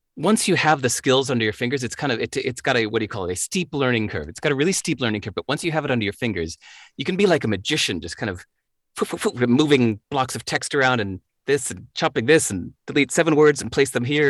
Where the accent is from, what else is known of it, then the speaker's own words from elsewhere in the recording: Chicago, Illinois, United States; moved away; I grew up in Chicago, the home of the blues.